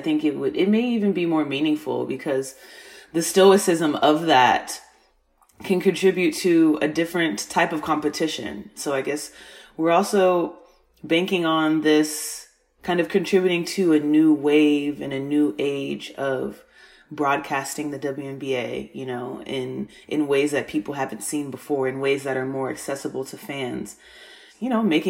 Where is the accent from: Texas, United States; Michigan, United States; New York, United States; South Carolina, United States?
Texas, United States; Right now I am in Texas, my home state.